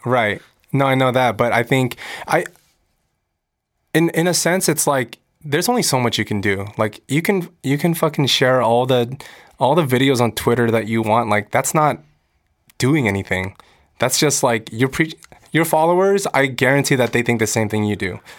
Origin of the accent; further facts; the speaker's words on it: United States; I'm American. I'm growing up in America. I speak English.